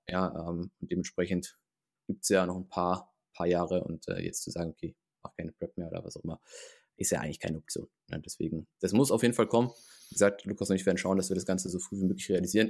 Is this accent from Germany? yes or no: yes; Heidelberg, Baden-Württemberg, Germany; moved away; ich komme ursprünglich aus dem Raum Heidelberg